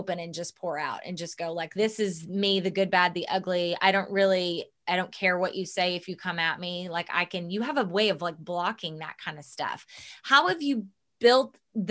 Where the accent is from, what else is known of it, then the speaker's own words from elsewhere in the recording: the Bible Belt, United States; We come from the Bible Belt. Mm-hmm. We were both raised deeply and rooted in religion